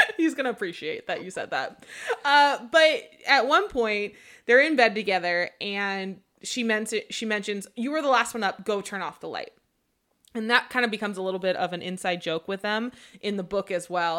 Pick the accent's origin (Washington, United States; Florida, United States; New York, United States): Washington, United States; moved away; I'm originally from Washington